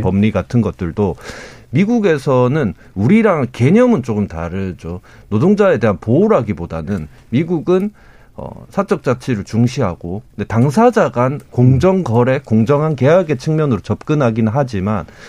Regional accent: Daegu, South Korea; 제가 이제 대구 출신인데

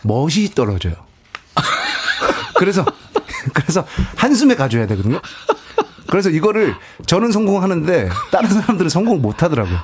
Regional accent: Busan, South Korea; 저도 부산이고 와이프도 부산이라 네, 사투리를 조금씩 쓰거든요

